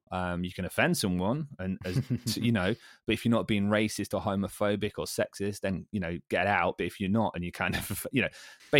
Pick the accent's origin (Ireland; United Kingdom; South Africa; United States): United Kingdom; Derby, East Midlands; I was from the city centre, Green Lane, in all its glory